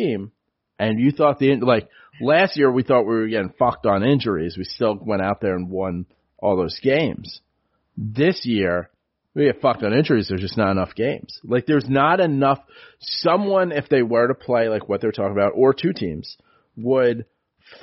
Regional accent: New York City, New York, United States; I grew up in the Bronx on City Island

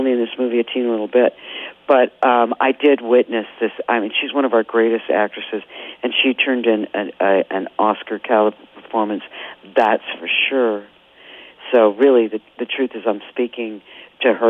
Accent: Columbus, Ohio, United States; moved away; I left Columbus when I was very young

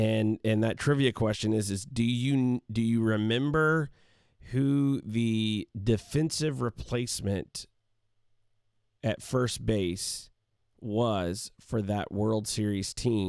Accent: the South, United States; And You know, I grew up in the South, and so in the South, that's, you know, by and large, Braves country.

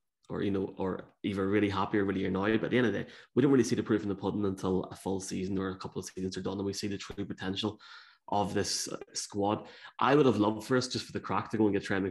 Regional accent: Ireland

